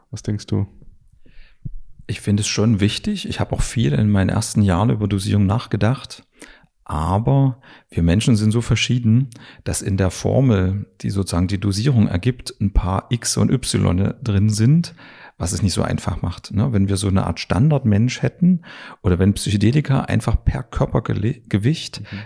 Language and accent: German; Dresden, Saxony, Germany; born there; moved away; ich bin aber in Dresden geboren und bin sozusagen, habe dann das Tal der Ahnungslosen verlassen